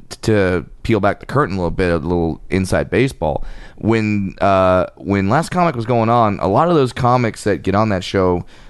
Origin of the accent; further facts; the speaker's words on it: Orange County, California, United States; Well, well, you know, I'm from Orange County.